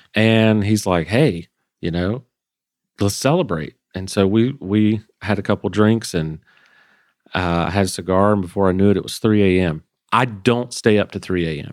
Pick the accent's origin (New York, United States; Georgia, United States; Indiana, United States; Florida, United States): Georgia, United States; I grew up in Georgia